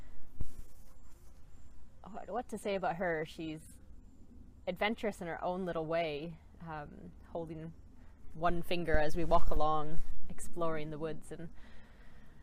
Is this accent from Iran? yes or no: no; Canada; now in United Kingdom; I'm Canadian, live in the UK